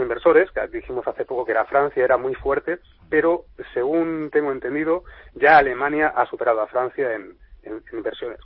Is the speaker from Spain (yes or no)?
yes; Spain; como españoles y como gente